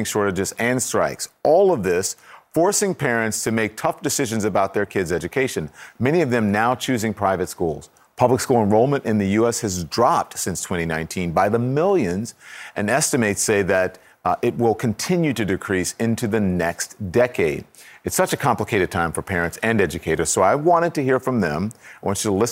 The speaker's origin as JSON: {"language": "English", "region": "the South", "country": "United States", "said": "I'm from the South."}